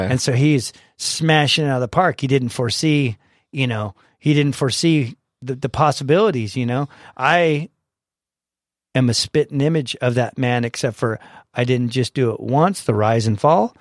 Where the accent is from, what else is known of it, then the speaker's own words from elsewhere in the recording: San Diego, California, United States; I was born and raised here in San Diego